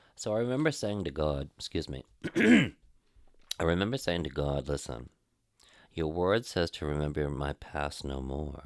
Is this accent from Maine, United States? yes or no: yes; Caribou, Maine, United States; moved away as an adult; also born or lived in Portland, Maine; going home to my hometown. Out of Portland, Maine, he wanted me to go back to my hometown